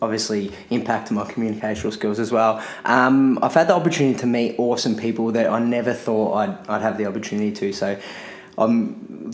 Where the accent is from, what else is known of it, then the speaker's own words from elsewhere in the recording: Melbourne, Victoria, Australia; I had an easy childhood growing up in Airport West of Melbourne, Australia